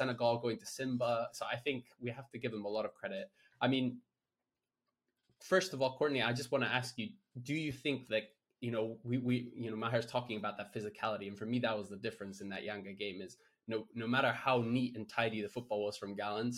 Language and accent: English; Kenya; as a Kenyan